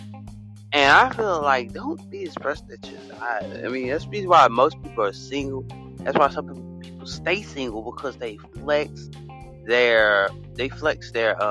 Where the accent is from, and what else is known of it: United States